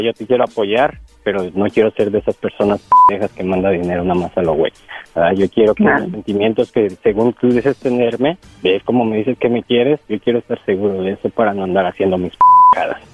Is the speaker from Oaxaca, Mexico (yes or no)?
no; Mexico City, Mexico; yo soy del DF, yo soy del Distrito Federal